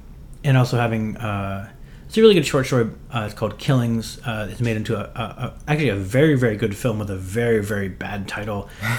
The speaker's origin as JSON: {"language": "English", "region": "Western Pennsylvania", "country": "United States", "tie": "born or raised there", "said": "where I grew up in Western Pennsylvania, there's like such a stigma against like mental illness and therapy."}